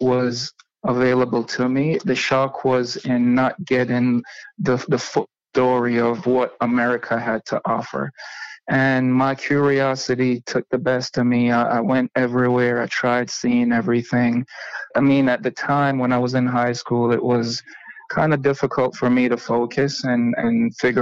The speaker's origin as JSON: {"language": "English", "country": "Jamaica", "tie": "born or raised there", "said": "I was born and raised in Jamaica"}